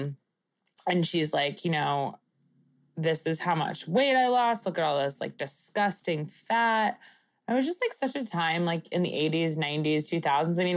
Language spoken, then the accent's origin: English; Long Island, New York, United States; where I grew up on Long Island